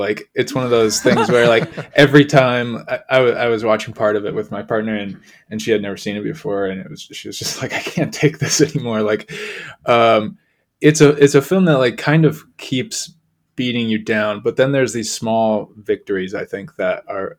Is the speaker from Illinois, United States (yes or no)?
yes; Chicago, Illinois, United States; just growing up around Chicago